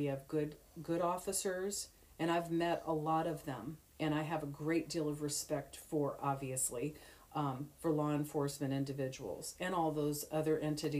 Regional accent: Detroit, Michigan, United States; My mom had a little bit of that because, you know, I'm from Detroit.

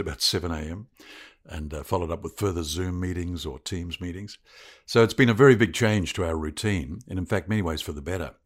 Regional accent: Christchurch, Canterbury, New Zealand; moved away as an adult; also born or lived in Otago; now in Victoria, Australia; My mother's Australian, but my father's a Kiwi, and I was born in Christchurch. New Zealand's a lovely place to grow up

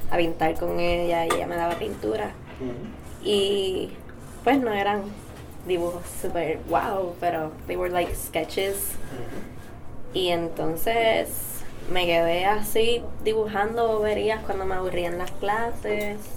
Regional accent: Vega Baja, Puerto Rico; Vega Baja.

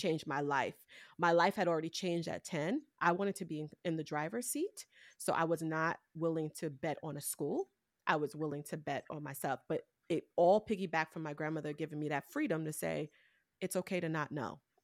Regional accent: New York City, New York, United States; I came from Brooklyn, New York, I didn't have a lot of resources around me

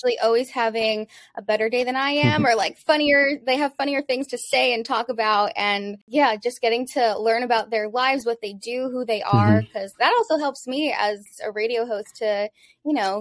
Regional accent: Florida, United States; moved away as an adult; also born or lived in New York / Tampa; now in Miami, United States; I'm from Florida. I grew up in Florida

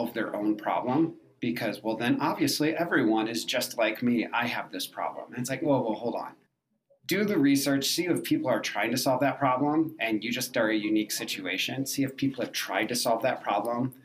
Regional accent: Michigan, United States; now in Denver, United States; I live in Denver, and I'm from Michigan

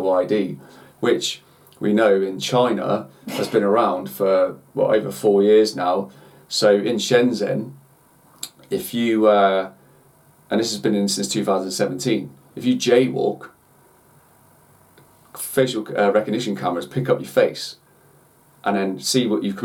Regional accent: United Kingdom; as British people

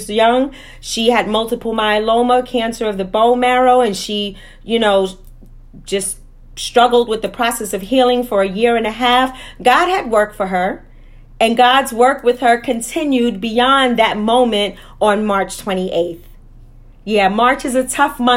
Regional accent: New York City, New York, United States; growing up in Harlem and Wagner Projects

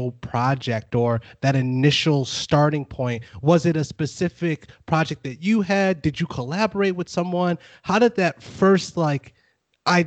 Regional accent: Buffalo, New York, United States; now in Fort Worth, United States; I'm from Buffalo.

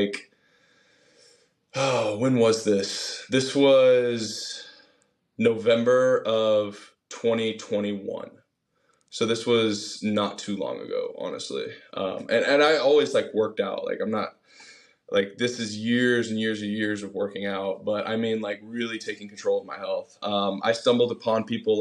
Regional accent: Austin, Texas, United States; also born or lived in Virginia / San Diego; I grew up here in Austin, Texas, and my parents got divorced when I was a junior in high school

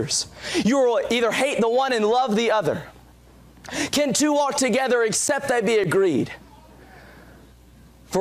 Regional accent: Walterboro, South Carolina, United States; moved away; I'm from Waltsboro, South Carolina

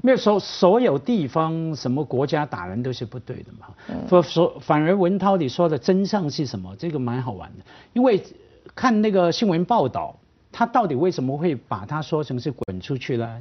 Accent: Hong Kong; accent: Hong Kong; 虽然我普通话一听就是香港的

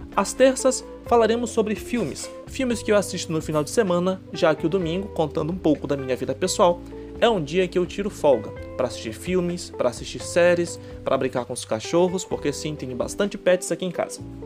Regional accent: Bragança, Pará, Brazil; sou da cidade de Bragança, Pará

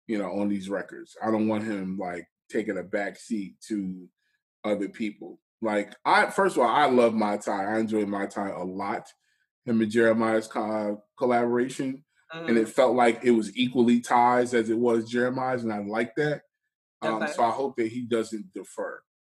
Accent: Jamaica; I'm Jamaican, so I call him Lucas Joyner.

